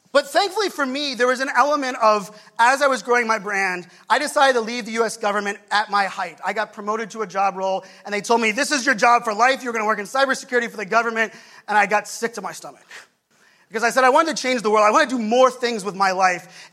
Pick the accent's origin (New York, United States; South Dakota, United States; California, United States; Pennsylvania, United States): Pennsylvania, United States; Pittsburgh; now in Virginia Beach, United States; Growing up in Pittsburgh, for me, my family, my poor family that still lives there